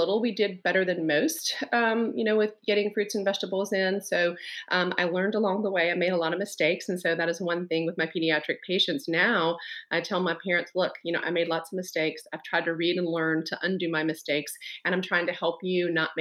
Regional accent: the South, United States; I grew up in the South

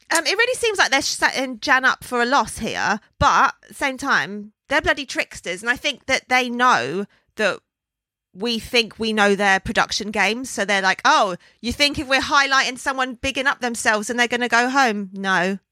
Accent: London, United Kingdom; Born and raised in London

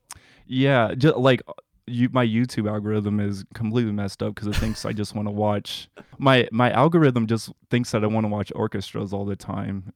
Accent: Indiana, United States; I'm a Midwesterner. I'm from Indiana, so I'm not by oceans at all

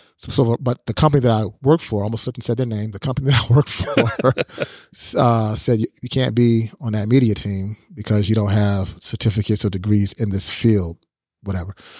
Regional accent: United States

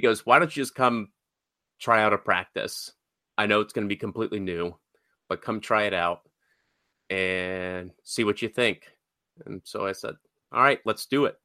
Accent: Georgia, United States; I grew up in Georgia, uh, for the most part of my life.

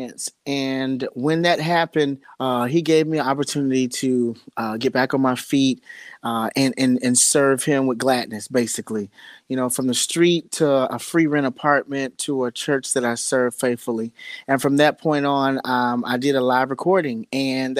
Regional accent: Chicago, Illinois, United States; now in Los Angeles, United States; I was raised in Chicago. But long story short, I'm living in LA now

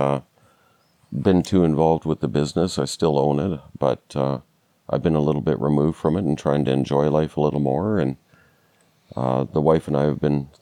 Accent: Atikokan, Ontario, Canada; now in Kenora, Canada; I was actually born and raised in Northwestern Ontario, a little town called Atikokan.

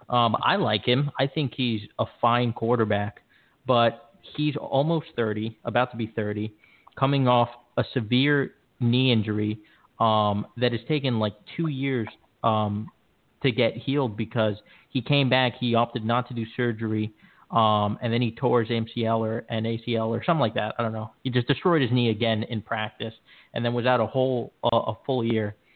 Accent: Miami, Florida, United States; born or raised there

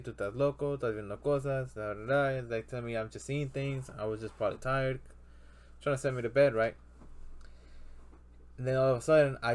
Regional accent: Mexico; moved away; my hometown in Mexico, when I was there, right now it's more suburb

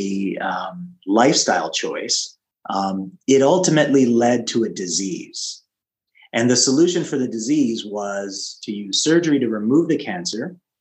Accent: Canada; now in California, United States; I live in California, but I was raised in Canada, so still have ties

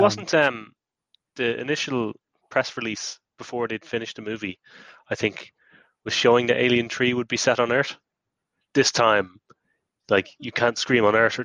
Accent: Ireland; as an Irish person, where you know Halloween was invented

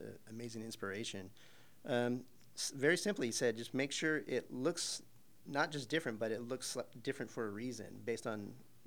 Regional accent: Arizona, United States; moved away; I'm from Arizona originally

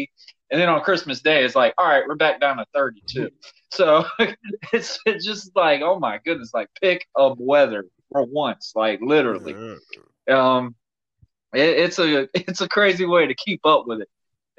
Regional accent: New London, Connecticut, United States; born there; also born or lived in Jacksonville, Florida; I'm what we call the terminology, damn Yankee. I was born in New London, Connecticut. But with my dad being in the military, we moved so many times that we found a way to get back into Jacksonville, Florida

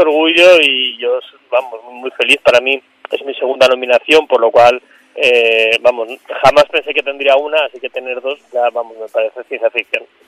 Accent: Mallorca, Balearic Islands, Spain; yo crecí en Mallorca, soy de Mallorca, crecí en Mallorca

